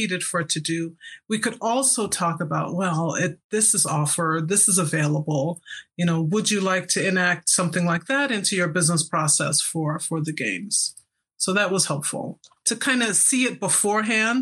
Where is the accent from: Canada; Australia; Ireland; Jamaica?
Jamaica; also born or lived in San Francisco Bay Area, United States; now in Salt Lake City, United States; I'm Jamaican, I think I was fed Marmite, which is the English version of Vegemite, as a child